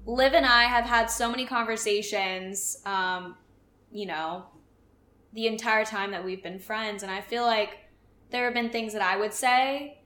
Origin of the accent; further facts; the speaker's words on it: Phoenix, Arizona, United States; I'm from Phoenix